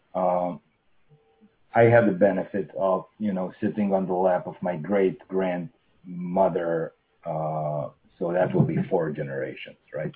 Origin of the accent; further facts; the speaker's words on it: Russia